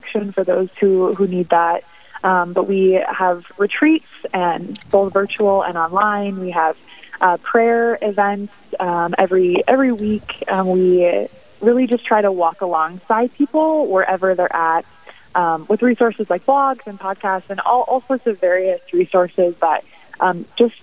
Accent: Dickinson, North Dakota, United States; moved away as an adult; also born or lived in Irving, Texas / Rapid City, South Dakota; I was born and raised in Dickinson

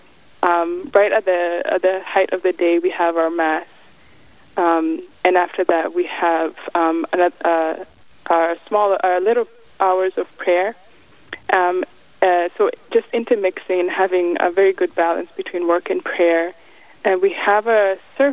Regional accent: Kenya; also born or lived in Massachusetts, United States; now in Missouri, United States; originally I'm from Kenya, and then my family moved to Massachusetts in New England

